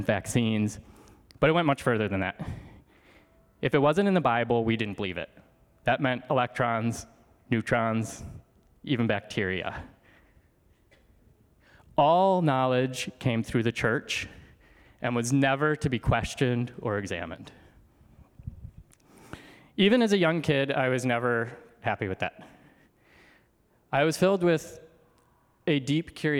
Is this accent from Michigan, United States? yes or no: yes; outside Detroit, rural Michigan, United States; I was born outside Detroit, Michigan